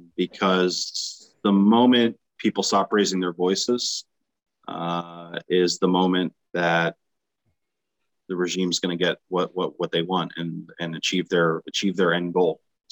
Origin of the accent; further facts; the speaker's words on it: United States; me as an American